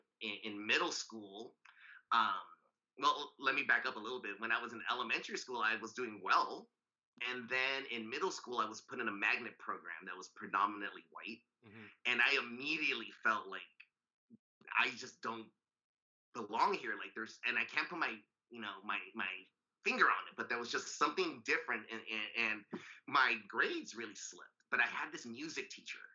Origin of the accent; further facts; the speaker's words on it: Los Angeles, California, United States; also born or lived in Santa Monica, California / Reno, Nevada; I grew up in Southern California. Most of my life, I only moved out of the Valley, San Fernando Valley specifically, to do my PhD